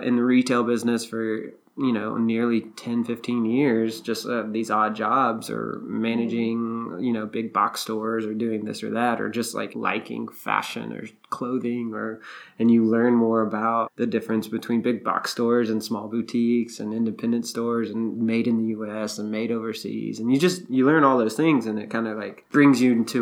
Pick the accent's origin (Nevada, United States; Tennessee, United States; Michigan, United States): Tennessee, United States; Memphis; moved away as an adult; also born or lived in Texas / Los Angeles / Oklahoma City / Nashville; I grew up in Memphis, born and raised in Bartlett, right outside of Memphis